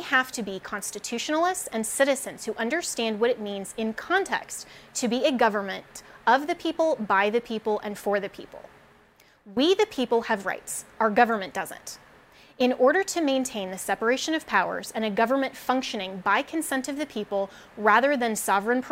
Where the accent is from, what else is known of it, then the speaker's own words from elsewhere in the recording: United States; we as American citizens